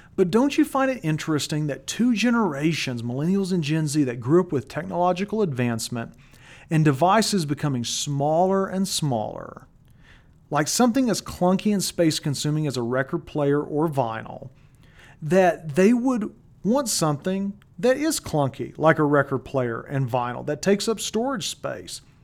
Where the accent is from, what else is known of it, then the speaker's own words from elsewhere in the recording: Colorado, United States; In my home state of Colorado